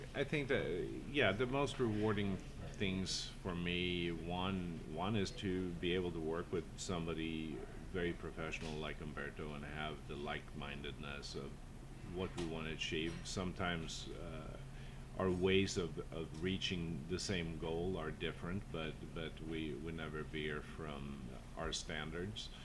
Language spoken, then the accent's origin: English; Sweden; also born or lived in Southern California / Napa Valley; now in San Francisco, United States; Being Swedish